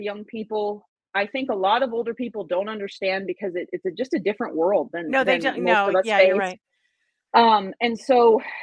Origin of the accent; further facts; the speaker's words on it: Angels Camp, California, United States; I'm from Angels Camp. So I moved home